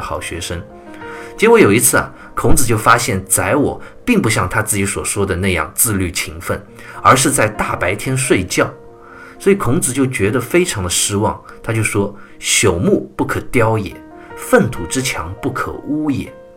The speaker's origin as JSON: {"language": "Chinese", "country": "China", "said": "我们中国人"}